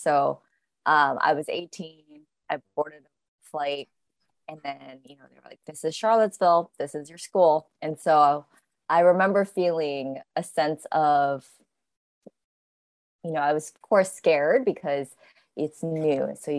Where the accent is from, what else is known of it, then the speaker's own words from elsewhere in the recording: Tokyo, Japan; moved away as an adult; also born or lived in New York, United States; I grew up in Tokyo, but then I went to school for a university in the States. And then after graduating, I stayed in the States.